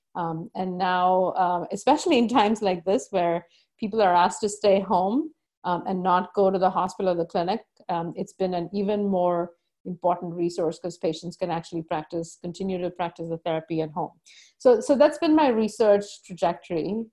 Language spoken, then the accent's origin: English; India; moved away as an adult; now in United States; growing up in India